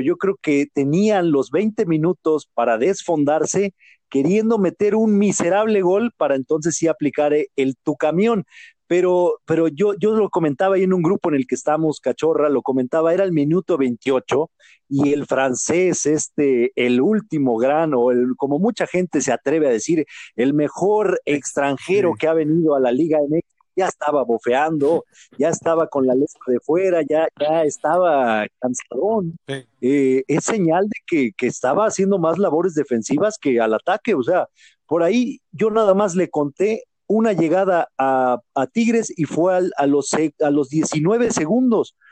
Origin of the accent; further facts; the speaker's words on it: Mexico; como mexicanos